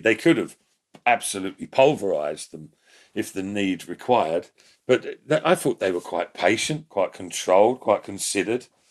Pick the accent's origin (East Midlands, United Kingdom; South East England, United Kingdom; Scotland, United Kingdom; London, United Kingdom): London, United Kingdom; I'm from South London way